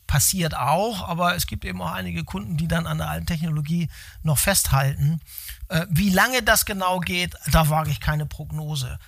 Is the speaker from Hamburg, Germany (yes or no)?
yes; Hamburg, Germany; moved away as an adult; Ich bin Ur-Hamburger